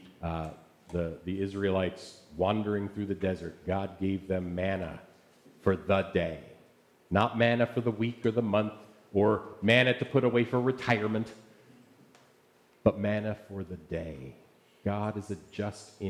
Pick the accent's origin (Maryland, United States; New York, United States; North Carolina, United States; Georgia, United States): Maryland, United States; Essex; moved away; my hometown of Essex, Maryland